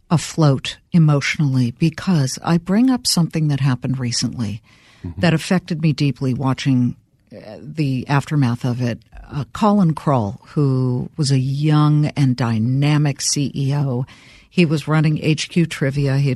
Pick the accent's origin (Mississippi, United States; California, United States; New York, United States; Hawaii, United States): California, United States; Los Angeles; I grew up in Los Angeles, Beverly Hills. Everybody's dad was a studio chief except mine.